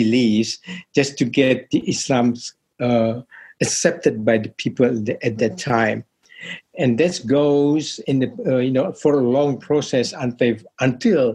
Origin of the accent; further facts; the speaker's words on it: Madura, East Java, Indonesia; As a Javanese, especially, like I came from Madura